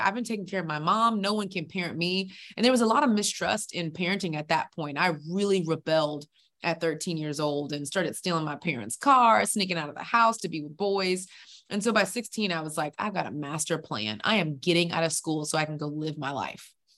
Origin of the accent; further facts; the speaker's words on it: Houston, Texas, United States; now in Atlanta, United States; I'm originally from Houston, Texas, best state in the world